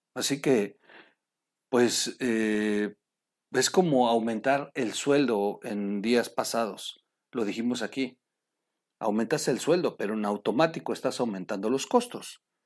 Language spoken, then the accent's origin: Spanish; Mexico; somos los mexicanos